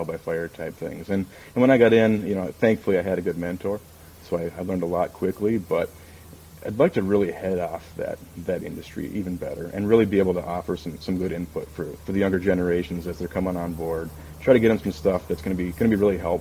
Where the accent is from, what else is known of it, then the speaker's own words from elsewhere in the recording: Minnesota, United States; I grew up in Minnesota